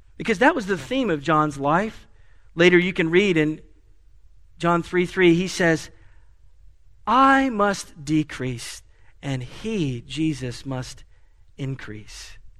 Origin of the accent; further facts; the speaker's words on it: Asheville, North Carolina, United States; moved away; my hometown of Asheville